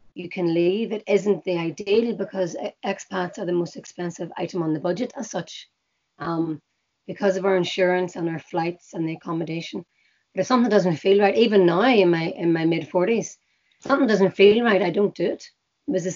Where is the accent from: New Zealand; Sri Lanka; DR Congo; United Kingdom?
United Kingdom; Belfast, Northern Ireland; I live and I was born in Belfast